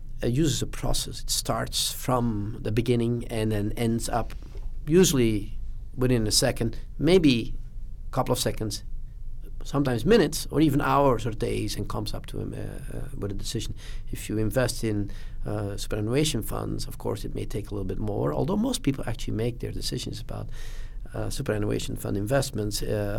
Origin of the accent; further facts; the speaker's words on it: Belgium; I grew up in Belgium